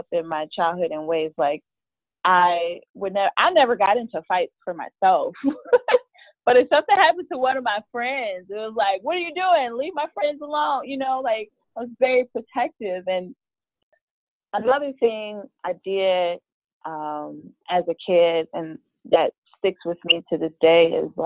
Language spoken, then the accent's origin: English; Chicago, Illinois, United States; I'm from Chicago. I've lived all over the city, worked all over the city, even lived in some of the suburbs at one point